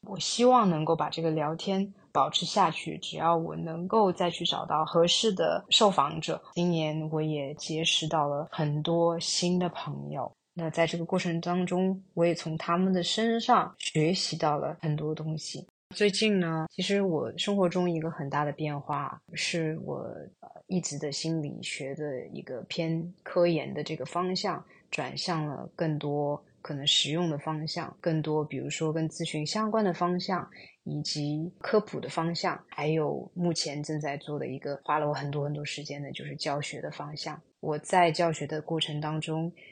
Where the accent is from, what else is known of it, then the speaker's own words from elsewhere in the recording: China; moved away as an adult; also born or lived in Singapore; 我自己本身出生在中国大陆，高中毕业之后去新加坡留学